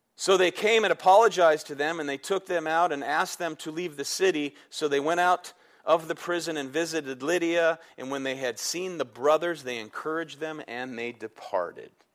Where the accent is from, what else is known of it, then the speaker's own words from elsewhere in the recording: United States; I'm proud I'm American